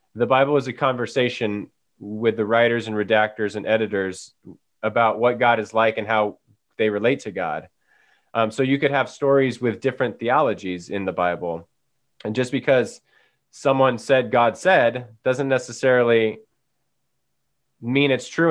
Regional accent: Paradise, California, United States; now in Chico, United States; we had that fire a couple years ago that burnt down my hometown, um, Paradise, California

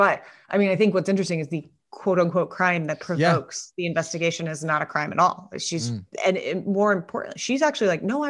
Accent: New York, United States; also born or lived in Connecticut; I grew up in New York and Connecticut, and I lived in Bed-Stuy for 6 years

